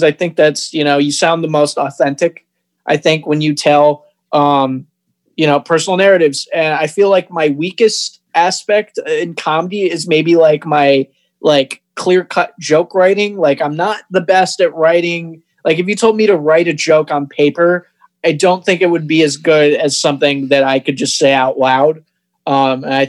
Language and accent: English; Rockford, Michigan, United States; also born or lived in Toledo, Ohio; now in Ann Arbor, United States; I grew up in Rockford, Michigan